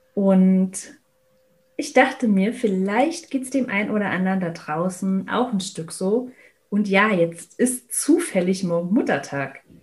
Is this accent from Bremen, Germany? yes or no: no; Berlin, Germany; ich bin in Berlin aufgewachsen